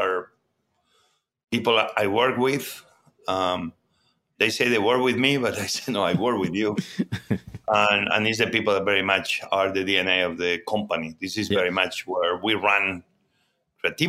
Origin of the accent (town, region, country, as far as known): Barcelona, Catalonia, Spain; born or raised there; English is a second language; moved away as an adult; also born or lived in Mieres, Asturias, Spain / New York, United States; now in Washington, D.C., United States